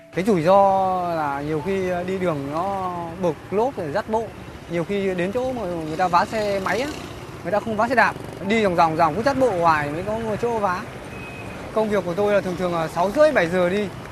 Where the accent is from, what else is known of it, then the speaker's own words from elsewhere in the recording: Vinh Phuc, Vietnam; moved away as an adult; now in Ho Chi Minh City, Vietnam; quê ở Vĩnh Phúc